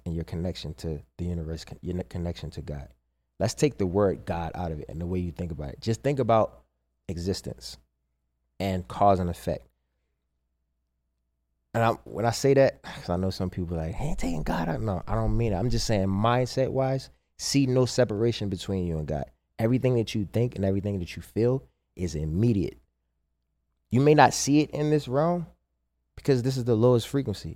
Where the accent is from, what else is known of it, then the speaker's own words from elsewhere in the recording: Baltimore, Maryland, United States; moved away; also born or lived in New Jersey; I moved back to Baltimore from Jersey. To just like, yeah, be close to my mom